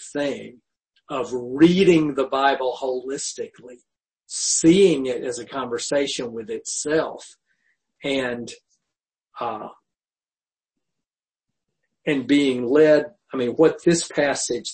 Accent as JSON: {"language": "English", "region": "the South", "country": "United States", "tie": "born or raised there", "said": "growing up in the South"}